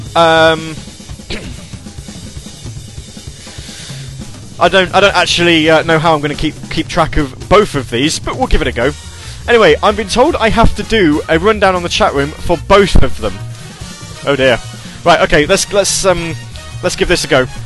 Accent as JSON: {"language": "English", "country": "United Kingdom", "accent": "British", "said": "I'm a British guy"}